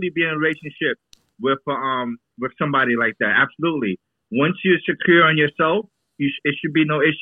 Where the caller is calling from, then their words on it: Jersey City, New Jersey, United States; You heard? I'm calling from Jersey City.